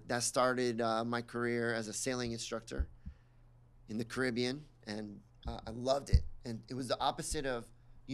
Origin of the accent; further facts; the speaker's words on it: Miami, Florida, United States; I grew up in Miami and loved growing up in Miami